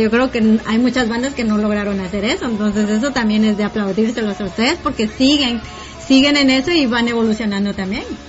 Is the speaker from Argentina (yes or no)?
no; Guatemala; la música con la que yo crecí en Guate